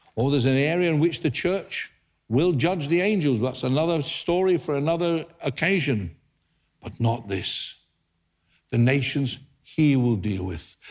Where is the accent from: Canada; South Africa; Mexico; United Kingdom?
United Kingdom; England; being British, I thought, oh dear, we, we don't do that in England